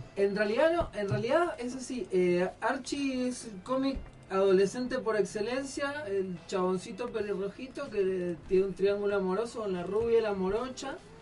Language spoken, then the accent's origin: Spanish; Argentina; acá en Argentina tendemos a ser muy binarios en todo